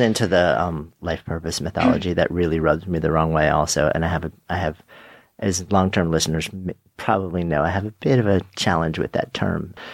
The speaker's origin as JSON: {"language": "English", "region": "New York", "country": "United States", "said": "being a New Yorker"}